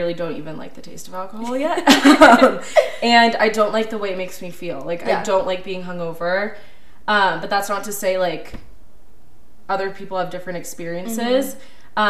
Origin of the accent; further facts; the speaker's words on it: California, United States; moved away as an adult; now in Denver, United States; I'm from California